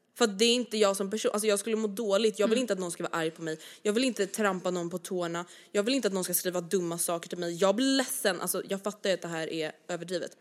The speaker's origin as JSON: {"language": "Swedish", "town": "Stockholm", "region": "Stockholm County", "country": "Sweden", "accent": "Stockholm dialect", "said": "jag har väldigt mycket Stockholms dialekt"}